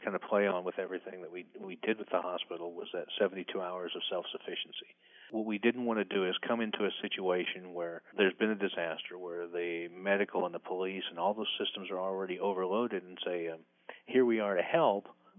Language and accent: English; Midwest, United States; Well, I grew up in the Midwest, so we'd have a tornado and two or three houses out of a neighborhood would be destroyed and lives would be ruined.